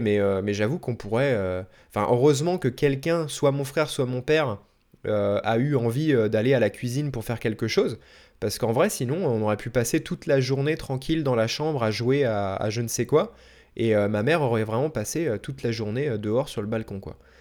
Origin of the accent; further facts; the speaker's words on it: Bois-d'Arcy, Île-de-France, France; je suis né à Paris, en tout cas dans les Yvelines. Donc euh, c'est pas vraiment Paris-Paris, mais on était en, banlieue parisienne en gros